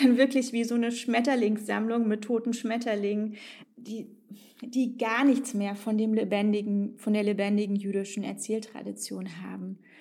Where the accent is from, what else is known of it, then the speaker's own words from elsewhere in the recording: East Germany, Germany; also born or lived in Tajikistan / Israel / Frankfurt am Main; Ich bin in Tadschikistan geboren, in der ehemaligen Sowjetunion und aufgewachsen in Ostdeutschland. Wir haben zu Hause Russisch und Deutsch gesprochen.